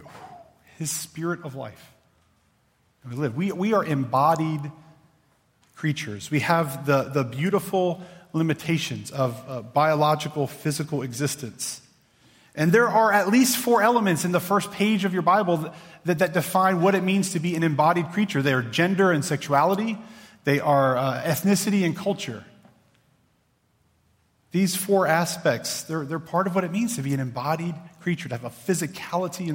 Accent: Clarksville, Virginia, United States; I grew up in Clarksville, Virginia.

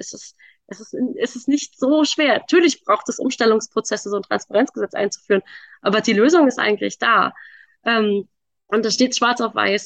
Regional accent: Berlin, Germany; Also ich komme aus Berlin

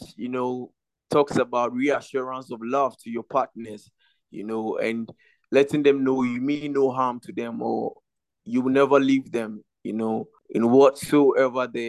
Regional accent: Ghana; I'm from Ghana

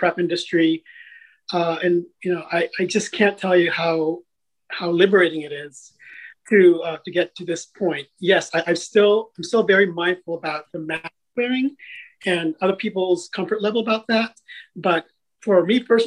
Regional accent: Vallejo, California, United States; also born or lived in Quezon City, Philippines / Ilocos region, Philippines; we set up camp in Vallejo, California. And that's where I spent the rest of my childhood and adolescence.

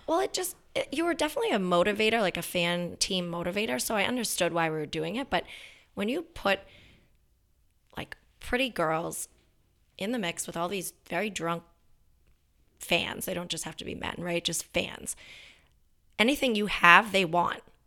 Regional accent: Danvers, Massachusetts, United States; I'm from Danvers. My dad still lives there.

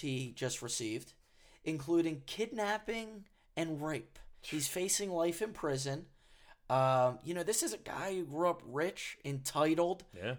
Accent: United States; We're American.

